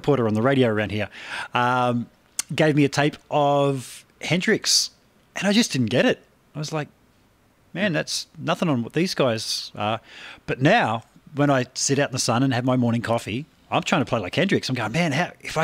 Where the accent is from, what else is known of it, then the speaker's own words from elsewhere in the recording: Australia; growing up in Australia over here